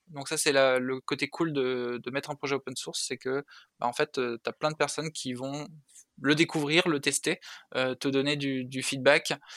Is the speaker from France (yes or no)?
yes; Saint-Raphaël, Provence-Alpes-Côte d'Azur, France; moved away as an adult; also born or lived in Paris; je viens de je viens de Saint-Raphaël